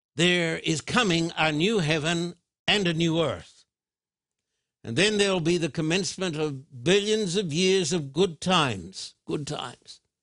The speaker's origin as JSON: {"language": "English", "town": "Thousand Oaks", "region": "California", "country": "United States", "tie": "born or raised there", "said": "my hometown of, uh, Thousand Oaks."}